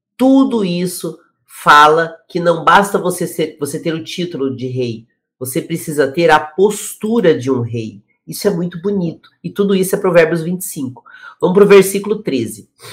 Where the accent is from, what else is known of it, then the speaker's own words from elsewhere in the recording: Curitiba, Paraná, Brazil; now in São Paulo, Brazil; eu moro em São Paulo hoje, mas eu sou de Curitiba